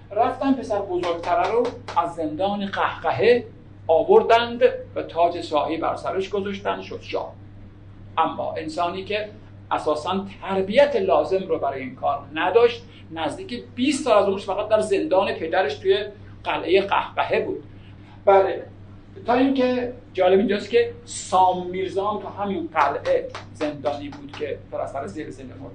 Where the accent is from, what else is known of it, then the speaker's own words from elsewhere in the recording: Iran; به عنوان یک ایرانی